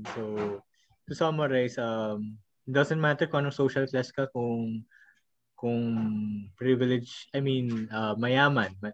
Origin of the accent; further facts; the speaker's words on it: Philippines; we're a third world country